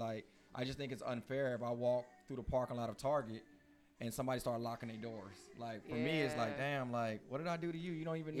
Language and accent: English; Houston, Texas, United States; because I grew up in East Houston, so that's, like, by Mobil, Shell, Exxon.